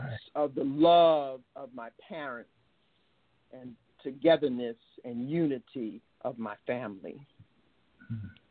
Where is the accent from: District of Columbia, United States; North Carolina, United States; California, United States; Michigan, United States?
District of Columbia, United States; Washington; I hail from Southeast Washington, D.C., by the way of Georgetown University Hospital in 1949